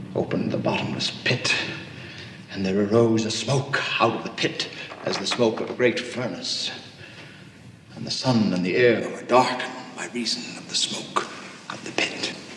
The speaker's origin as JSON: {"language": "English", "region": "South Dakota", "country": "United States", "tie": "born or raised there", "said": "Steph and I grew up in South Dakota"}